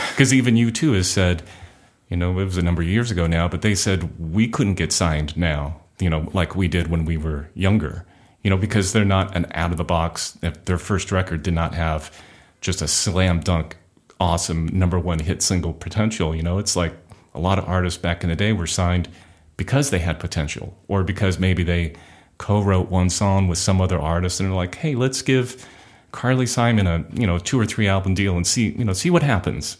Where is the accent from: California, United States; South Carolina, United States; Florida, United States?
California, United States; Orange County; also born or lived in Inglewood, California; I was born in Inglewood and then raised in Orange County